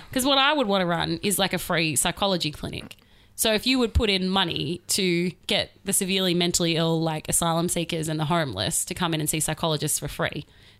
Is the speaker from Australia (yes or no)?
yes; Australia; I'm Australian